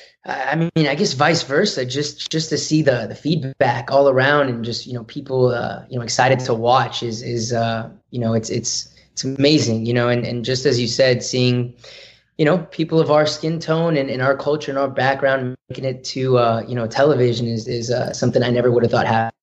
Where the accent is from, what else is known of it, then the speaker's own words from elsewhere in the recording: Hackensack, New Jersey, United States; born there; I was born in New Jersey, Hackensack, New Jersey.